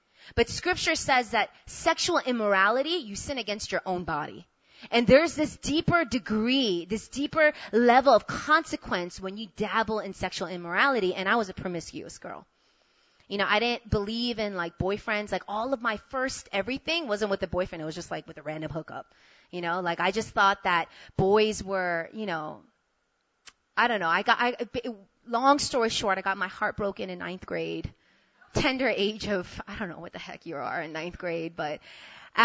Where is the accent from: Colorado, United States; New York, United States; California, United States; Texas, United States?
New York, United States; moved away as an adult; also born or lived in Korea; now in South Korea; I'm from New York, so my whole life I didn't want to go anywhere except stay in New York